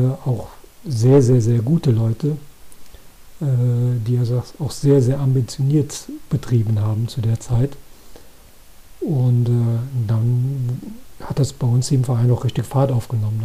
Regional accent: Koblenz, Rhineland-Palatinate, Germany; hier bei uns in Koblenz

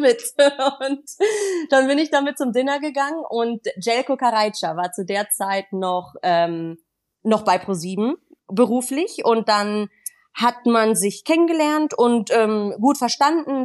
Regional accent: Düsseldorf, North Rhine-Westphalia, Germany; gebürtig kommen wir aus Düsseldorf

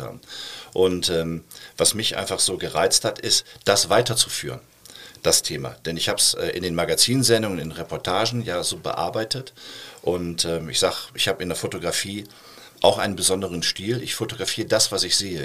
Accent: Essen, North Rhine-Westphalia, Germany; now in Cologne, Germany

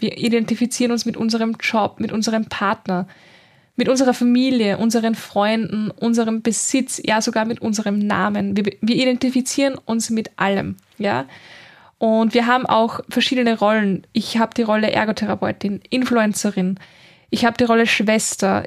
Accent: Linz, Upper Austria, Austria; moved away as an adult; now in Vienna, Austria; ich bin nämlich ursprünglich aus Oberösterreich in Linz, also ich bin in Linz geboren

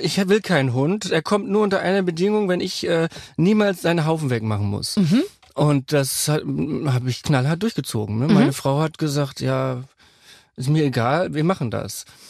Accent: North Rhine-Westphalia, Germany; ich bin ja Westfale

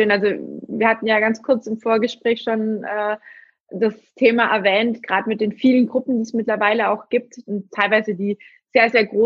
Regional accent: Baden-Württemberg, Germany; Ich komme ja auch aus dem Schwabenländle.

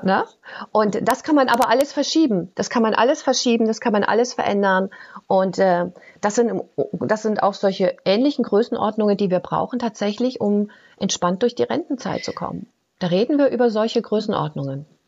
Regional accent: Germany; ich komme ja aus der DDR

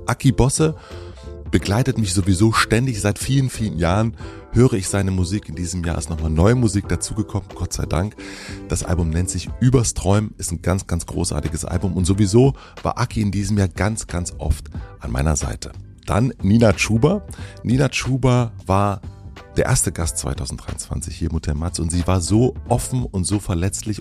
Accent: Brandenburg, Germany; ich bin ja in Brandenburg aufgewachsen

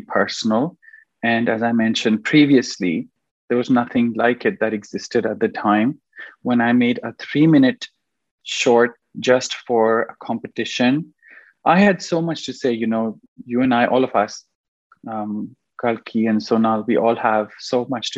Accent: Pakistan; now in Canada; I am from Pakistan

